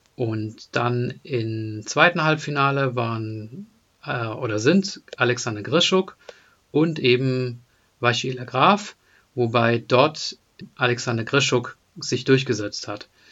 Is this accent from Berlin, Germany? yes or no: no; near Deizisau, Baden-Württemberg, Germany; moved away; also born or lived in Hesse; in der Nähe von Deizstar bin ich aufgewachsen